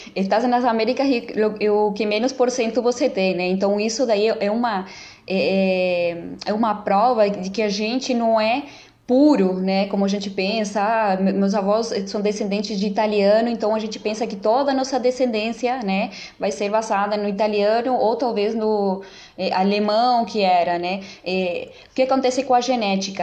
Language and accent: Portuguese; Uruguay; first language Spanish; Portuguese is a second language; also born or lived in Brazil; now in São Paulo, Brazil; eu sou uruguaia, naturalizada brasileira